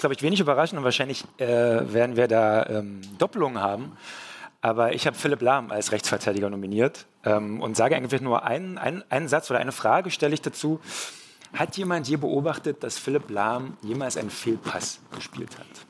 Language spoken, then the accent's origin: German; East Germany, Germany; ich bin ja ein Ossi